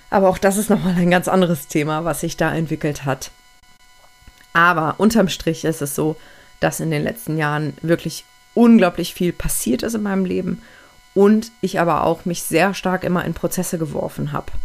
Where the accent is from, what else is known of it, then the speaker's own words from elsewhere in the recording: Aachen, North Rhine-Westphalia, Germany; moved away; Und dann bin ich einige Monate später sogar weggezogen, habe meine Heimat verlassen, weil meine Partnerin über 700 Kilometer von meiner Heimatstadt Aachen entfernt wohnt.